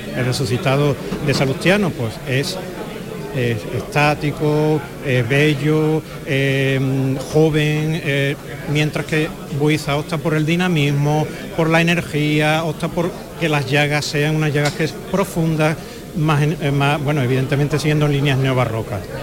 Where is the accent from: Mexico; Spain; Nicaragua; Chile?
Spain; Seville, Andalusia; cofrade sevillano